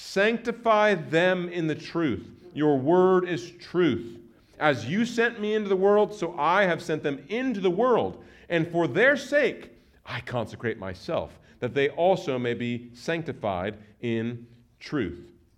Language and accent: English; Nebraska, United States; moved away; I grew up in Nebraska, and I grew up in a Mennonite church that had that tendency to kind of build the Christian fort and isolate themselves from the world.